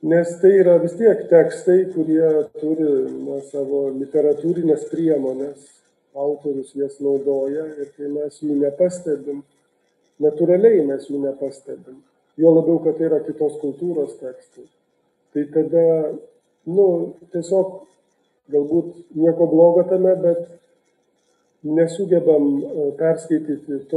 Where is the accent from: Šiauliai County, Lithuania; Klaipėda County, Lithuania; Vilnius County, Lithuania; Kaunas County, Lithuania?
Vilnius County, Lithuania; Vilnius; aš esu iš Vilniaus Bernardinų parapijos